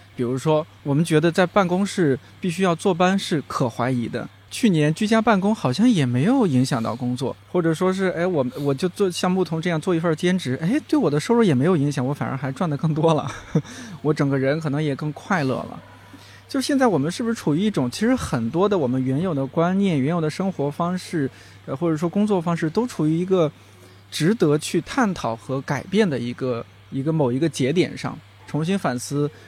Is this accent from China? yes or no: yes; China; 我们尤其作为中国人